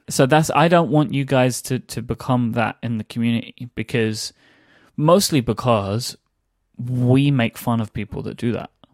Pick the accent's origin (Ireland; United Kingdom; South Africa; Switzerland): United Kingdom; London; my, my hometown